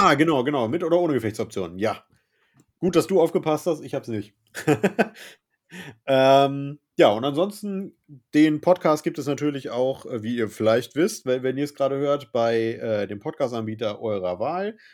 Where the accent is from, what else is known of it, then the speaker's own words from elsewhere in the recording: Northern Germany, Germany; bei uns im Norden hier